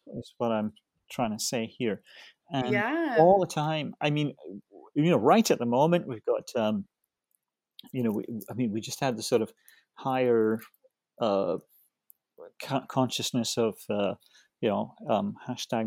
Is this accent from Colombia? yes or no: no; Scotland, United Kingdom; I come from Scotland, and, you know, I'm, you know, I hate to give away my age. No, I'm 66